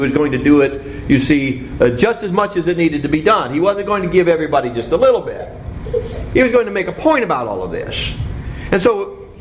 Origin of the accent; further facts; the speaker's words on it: Cincinnati, Ohio, United States; when I was growing up in Cincinnati